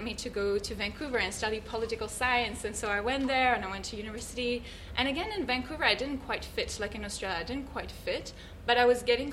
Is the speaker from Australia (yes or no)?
no; Switzerland; I grew up in Switzerland